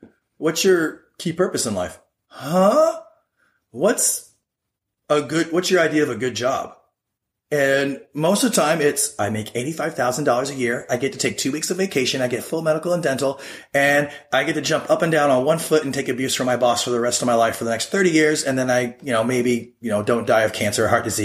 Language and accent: English; United States; being an American